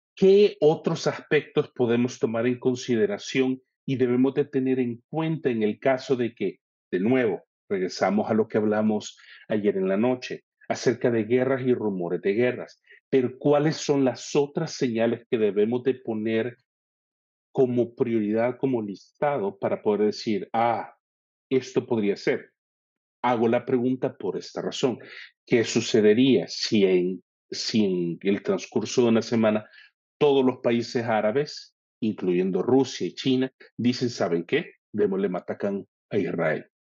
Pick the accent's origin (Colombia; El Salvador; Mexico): El Salvador; moved away as an adult; now in Canada; Yo actualmente vivo en Canadá. Carlos está y reside en El Salvador. Ambos somos salvadoreños, trabajamos juntos